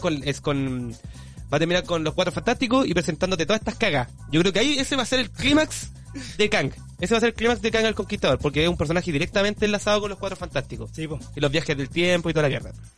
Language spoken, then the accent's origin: Spanish; Maipú, Santiago Metropolitan Region, Chile; yo salí colegio técnico de Maipú